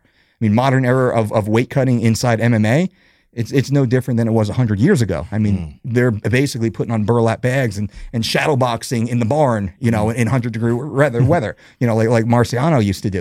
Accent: New Jersey, United States; also born or lived in West Coast; born and raised in New Jersey, Jersey boy

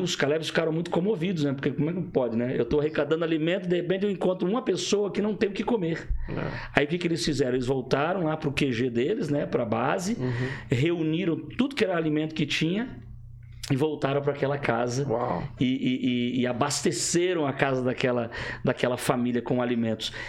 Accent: Rio de Janeiro, Brazil; eu sou do Rio de Janeiro

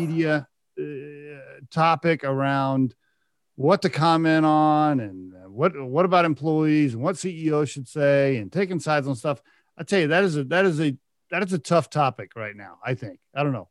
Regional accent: Oklahoma, United States; moved away; also born or lived in Texas; I lived in Texas for a while and I grew up in Oklahoma

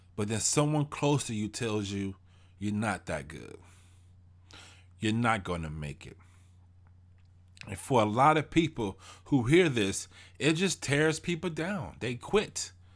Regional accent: Houston, Texas, United States; I'm from Houston, Texas. I grew up in Fifth Ward.

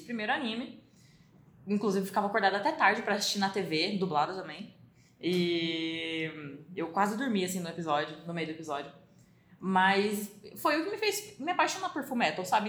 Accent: Brazil; a gente é brasileiro

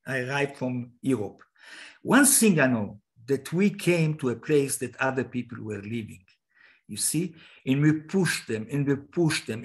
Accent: Israel; I'm Israeli from Jewish origin

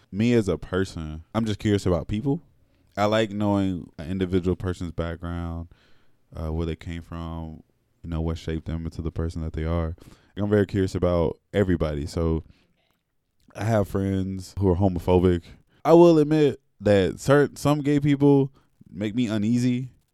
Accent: Alabama, United States; I'm from Alabama

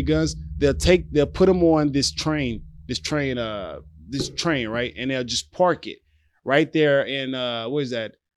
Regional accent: Louisiana, United States; the South where I'm from. So, I'm from Louisiana

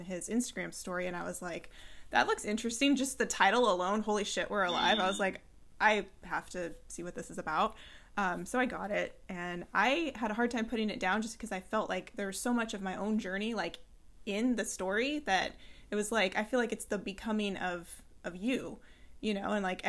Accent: San Luis Obispo, California, United States; now in Centreville, United States; I'm actually from California, so I'm familiar with Topanga, and um, I was raised in San Luis Obispo.

